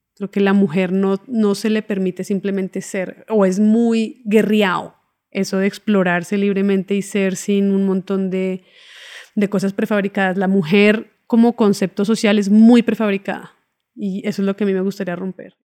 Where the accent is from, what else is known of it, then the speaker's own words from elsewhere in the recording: Bogotá, Colombia; moved away as an adult; also born or lived in Cuba / Buenos Aires, Argentina; yo me fui de, mm, de Bogotá a estudiar cine en Cuba